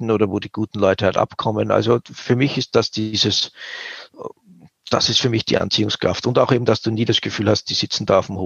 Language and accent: German; Switzerland; Wir sind halt auch Schweizer